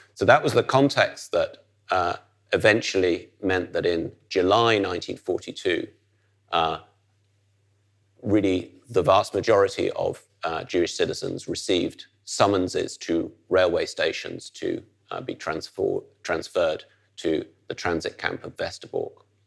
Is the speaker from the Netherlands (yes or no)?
yes; Netherlands; as somebody growing up in the Netherlands